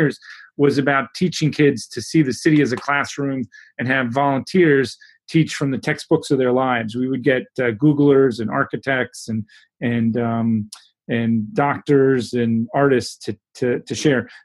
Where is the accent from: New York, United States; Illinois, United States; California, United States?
New York, United States; New York City; I grew up in New York City